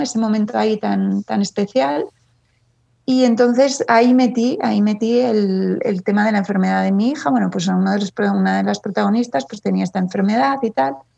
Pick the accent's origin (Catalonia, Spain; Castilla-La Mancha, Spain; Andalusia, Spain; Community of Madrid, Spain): Community of Madrid, Spain; Madrid; also born or lived in Ireland / England / Washington DC; estoy en Madrid y nací en Madrid